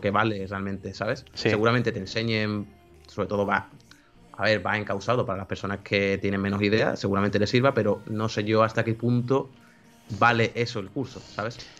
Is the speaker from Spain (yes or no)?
yes; Seville, Andalusia, Spain; Yo soy de España, Sevilla